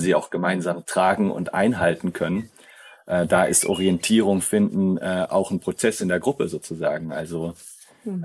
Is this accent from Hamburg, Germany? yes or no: no; near Schaffhausen on the Swiss border, Baden-Württemberg, Germany; moved away as an adult; now in Tamera, Portugal; ursprünglich bin ich aus Süddeutschland. Okay. Ja, an der Schweizer Grenze